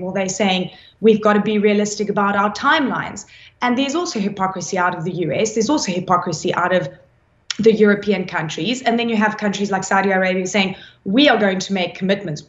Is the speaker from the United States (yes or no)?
no; South Africa; I come from South Africa